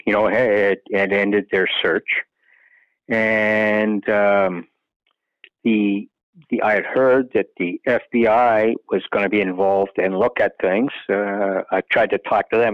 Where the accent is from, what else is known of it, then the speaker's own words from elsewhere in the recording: Canada; as being a Canadian